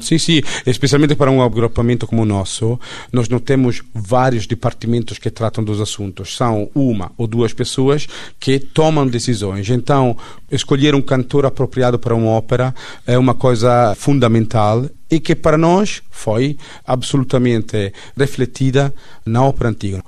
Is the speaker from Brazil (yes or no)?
no; Italy; accent: Italian; Portuguese is a second language; now in Portugal; eu sou italiano